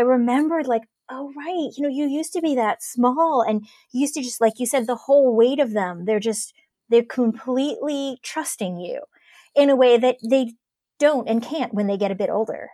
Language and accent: English; Cleveland, Ohio, United States; moved away; growing up in Ohio, and particularly in Cleveland in the nineties